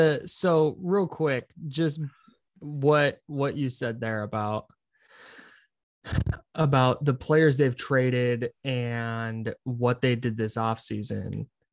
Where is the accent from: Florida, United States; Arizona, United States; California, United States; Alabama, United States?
California, United States; Brentwood; I grew up in the East Bay. If you want to call it not the Bay Area, like I wouldn't argue with you, but I call it the Bay Area because it's easy. I grew up in Brentwood, so 45 minutes east of Oakland.